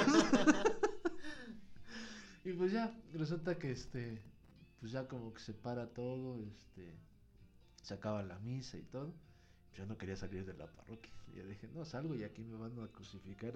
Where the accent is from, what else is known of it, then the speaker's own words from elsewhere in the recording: Pachuca, Hidalgo, Mexico; la escuela donde yo estaba estaba en la colonia a un lado de donde está mi parroquia, de donde soy originario, que es la Resurrección en Pachuca.